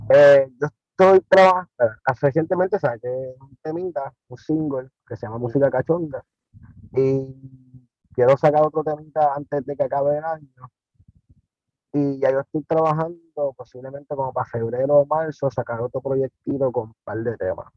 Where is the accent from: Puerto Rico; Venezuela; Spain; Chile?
Puerto Rico; Carolina; yo soy nativo de Carolina